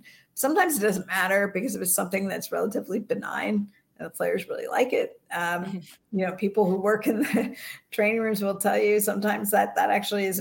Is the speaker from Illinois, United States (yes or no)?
no; Bay Area, California, United States; I grew up in the Bay Area.